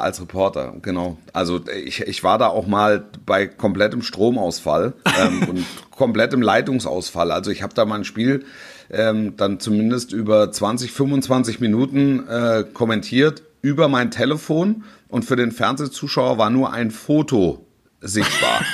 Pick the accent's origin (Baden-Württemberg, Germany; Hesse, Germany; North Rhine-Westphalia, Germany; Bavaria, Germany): Hesse, Germany; gebürtiger Hesse